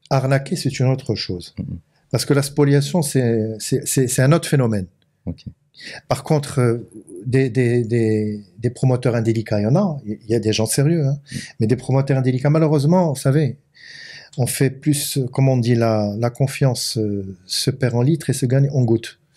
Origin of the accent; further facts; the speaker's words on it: Morocco; Euh, je suis marocain.